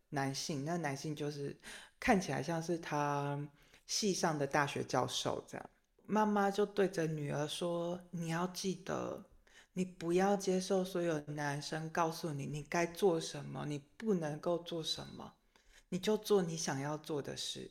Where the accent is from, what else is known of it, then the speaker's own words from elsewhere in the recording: Taiwan; 作为一个台湾人